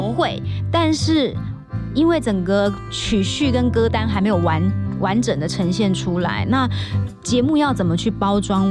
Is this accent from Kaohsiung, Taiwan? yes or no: yes; Kaohsiung, Taiwan; moved away; 我在九月十八号，我会回到我的故乡高雄